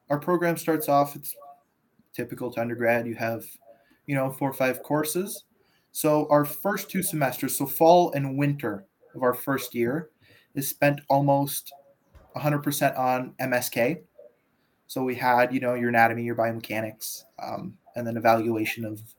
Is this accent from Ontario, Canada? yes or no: yes; Sturgeon Falls, Ontario, Canada; moved away as an adult; now in Ottawa, Canada; I am originally from Sturgeon Falls, which is about uh, 20 minutes from North Bay, an hour from Sudbury, up in northern Ontario. I did my undergrad there in uh, kinesiology at Laurentian University.